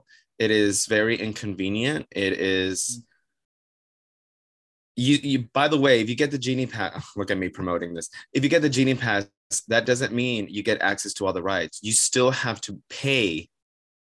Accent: Miami, Florida, United States; moved away as an adult; also born or lived in Otterbein, Ohio; now in New York, United States; Born and raised Miami, Florida, 305 represent

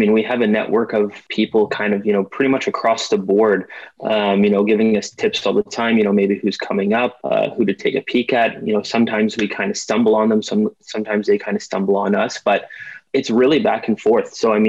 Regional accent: Ottawa, Ontario, Canada; I'm from Ottawa, Ontario, Canada.

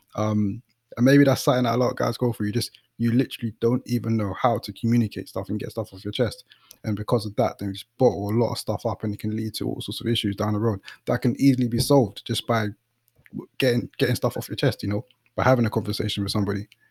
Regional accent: London, United Kingdom; I'm from the East

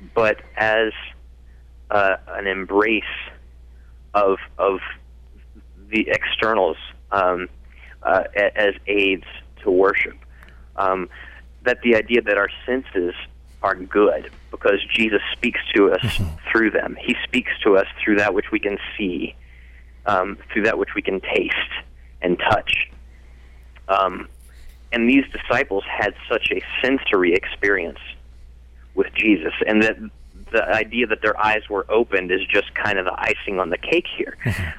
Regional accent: the Bible Belt, United States; moved away as an adult; also born or lived in Cincinnati, Ohio; I grew up in the Bible Belt, and I didn't know any Catholics until I was in my early 20s and moved to Cincinnati

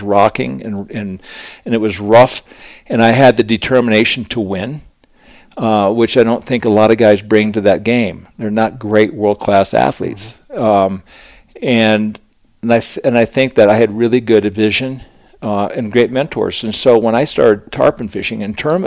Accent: Aspen, Colorado, United States; growing up in Aspen, I was just a kind of a little wild child, and it was great because Aspen was such a great town to grow up

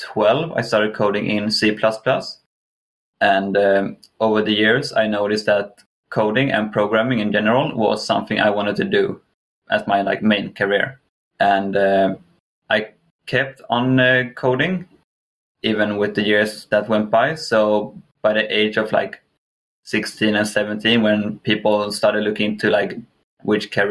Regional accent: Kalmar, Kalmar County, Sweden; moved away; also born or lived in England; I'm from Sweden. Specifically the south of Sweden in a city called Kalmar.

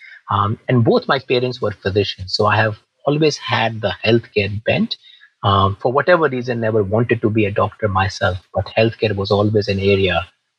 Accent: India; moved away as an adult; also born or lived in South Georgia, United States; now in United States; I grew up in India, Christine, grew up in a small town in India.

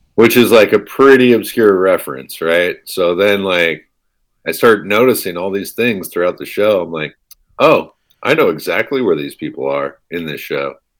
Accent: East Bay, Bay Area, California, United States; I grew up in the Bay Area in the East Bay

